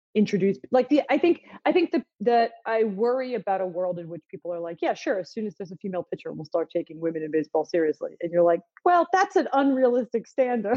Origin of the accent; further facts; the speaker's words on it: Philadelphia, Pennsylvania, United States; I'm from Philly